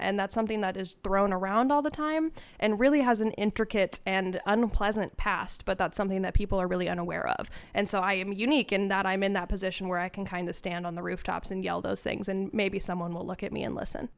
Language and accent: English; Cave Junction, Oregon, United States; I grew up in Cave Junction